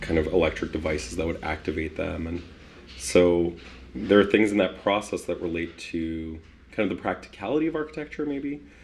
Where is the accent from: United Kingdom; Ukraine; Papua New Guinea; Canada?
Canada; Winnipeg, Manitoba; also born or lived in Poland; I was born in Poland in 1985 and then came to Winnipeg in 1987